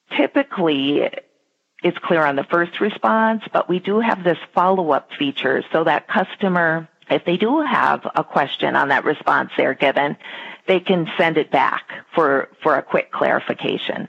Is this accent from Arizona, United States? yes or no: no; Minnesota, United States; I live in Minnesota with my husband and two boys, and I have lived here my entire life